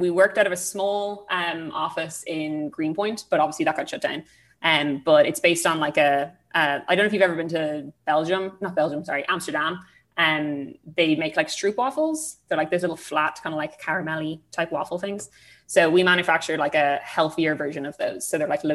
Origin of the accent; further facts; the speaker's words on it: Ireland; accent: Irish; now in New York, United States; my Irish accent and like saying Irish words